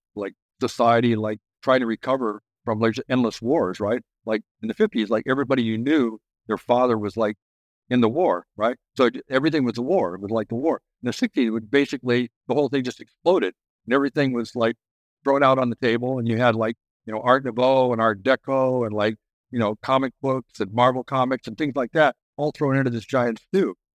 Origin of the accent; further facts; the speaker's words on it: Oceanside, California, United States; I grew up in Oceanside